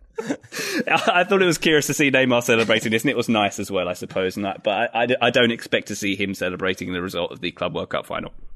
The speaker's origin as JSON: {"language": "English", "country": "United Kingdom", "said": "I'm being British"}